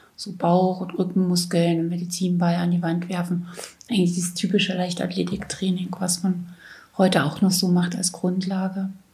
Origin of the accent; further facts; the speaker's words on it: Weißenfels, Saxony-Anhalt, Germany; 1962 in Weißenfels in Sachsen-Anhalt geboren